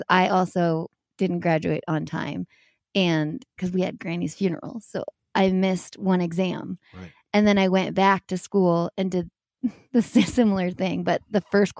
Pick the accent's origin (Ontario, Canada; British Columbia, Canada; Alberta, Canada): British Columbia, Canada; Whistler; born or raised there; also born or lived in Toronto